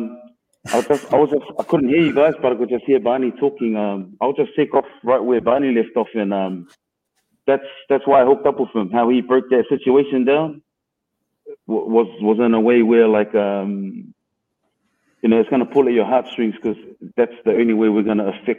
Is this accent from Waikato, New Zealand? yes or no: no; Auckland, New Zealand; I grew up in Mount Roskill. I'm a Central brother